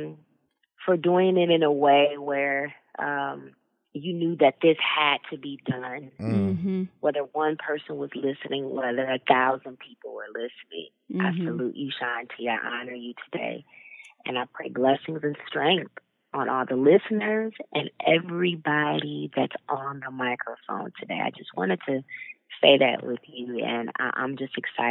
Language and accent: English; Rockford, Illinois, United States; I grew up in Rockford, Illinois. It's about 60 miles west outside of Chicago